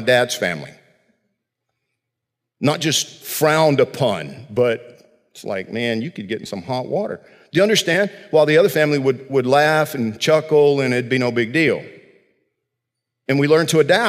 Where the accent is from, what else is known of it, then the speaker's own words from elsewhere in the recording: Georgia, United States; When I was a kid growing up in Georgia